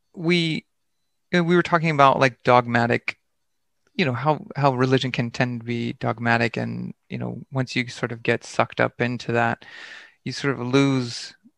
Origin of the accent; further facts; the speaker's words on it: Lancaster, Pennsylvania, United States; moved away as an adult; also born or lived in Philadelphia / Japan / New York City; I grew up in Pennsylvania, like in Amish country near Lancaster, Hershey area